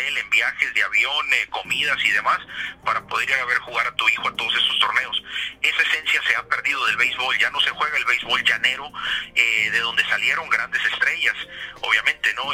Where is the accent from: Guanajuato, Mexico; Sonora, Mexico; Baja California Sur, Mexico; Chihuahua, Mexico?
Sonora, Mexico; Hermosillo; moved away; soy de Hermosillo, Sonora, es el norte de México, frontera con Arizona